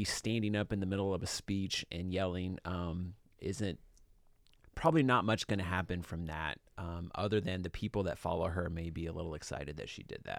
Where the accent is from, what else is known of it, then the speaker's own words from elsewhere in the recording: Georgia, United States; She's, you know, from my district that I grew up in Georgia.